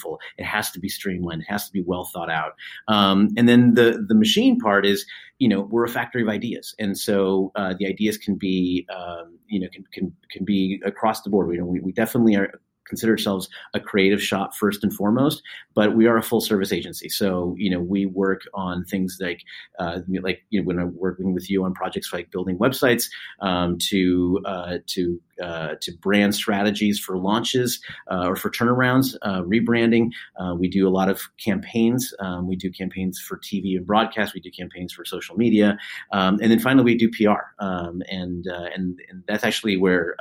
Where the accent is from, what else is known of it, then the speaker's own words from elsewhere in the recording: California, United States; now in Boston, United States; I'm originally from California